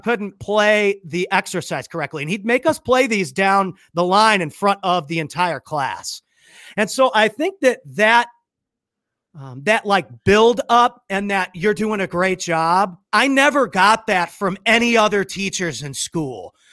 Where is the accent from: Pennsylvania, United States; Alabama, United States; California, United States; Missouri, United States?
Missouri, United States; St. Louis; Saint Louis, Missouri. I'm from Saint Louis, Missouri.